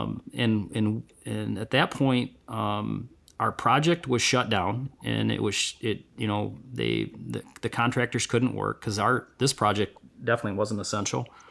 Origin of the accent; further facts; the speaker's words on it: Vassar, Michigan, United States; I'm from Vassar, been lifelong, uh, resident here, and I wouldn't wanna be anywhere else.